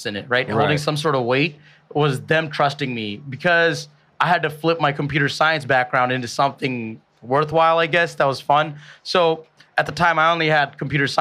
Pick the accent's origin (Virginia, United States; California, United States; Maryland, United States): Virginia, United States; Virginia Beach; English is a second language; also born or lived in Bangladesh; growing up in Virginia Beach